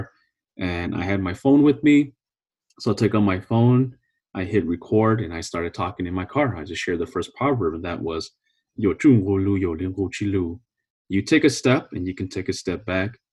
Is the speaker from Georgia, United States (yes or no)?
no; California, United States; now in Minnesota, United States; I'm originally from California